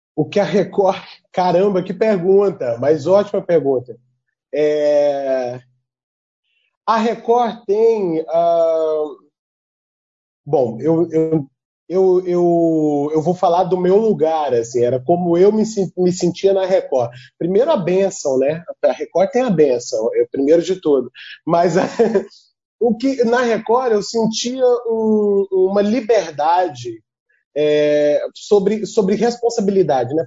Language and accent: Portuguese; Tocantins, Brazil; also born or lived in Trindade, Goiás; Eu, eu nasci em Trindade, eu, eu, mas eu me considero tocantinense. Eu digo que eu sou tão tocantinense que vim de Goiás, como o próprio estado.